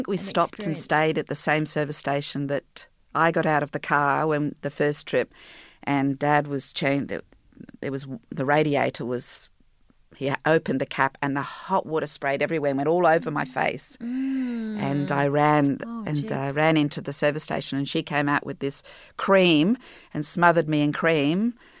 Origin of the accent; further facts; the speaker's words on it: Jersey; Okay, so I was born in Jersey, the Channel Islands, and a small little town, and I was raised, my mother and I, after her divorce from my French father